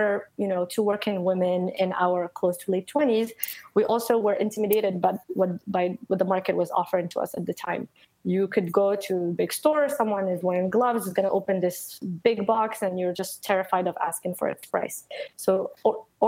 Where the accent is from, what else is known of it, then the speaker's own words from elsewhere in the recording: Morocco; also born or lived in Paris, France; now in United States; I grew up in Morocco. I lived in Paris for a while before coming to the US.